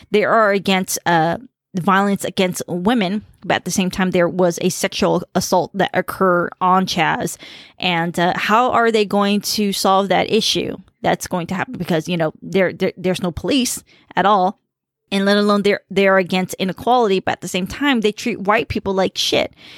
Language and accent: English; United States; first language Khmer; English is a second language; I grew up in a very diverse environment and, um, uh, you know, Khmer was my first language